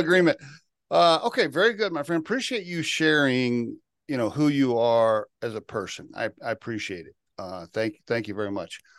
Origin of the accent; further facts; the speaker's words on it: Oklahoma, United States; moved away; I grew up in Oklahoma